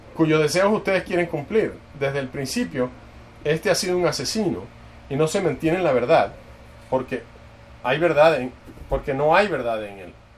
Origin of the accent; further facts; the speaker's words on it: Dallas, Texas, United States; yo crecí en, en Dallas